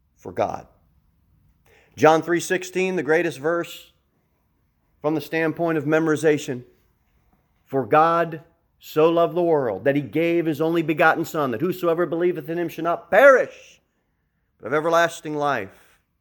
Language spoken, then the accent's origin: English; United States; I want to address you as an American